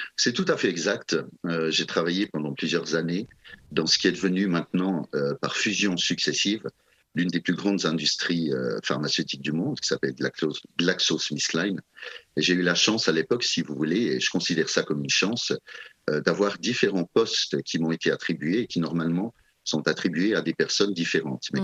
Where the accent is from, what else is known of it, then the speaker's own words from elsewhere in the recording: Switzerland; chez nous en Suisse